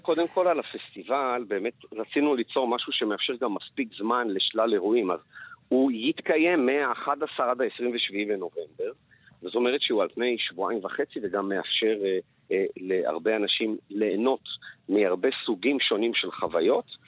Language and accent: Hebrew; Jerusalem, Jerusalem District, Israel; also born or lived in Paris, France; כמסעדן לשעבר, כירושלמי, כמישהו שחי גם בפריז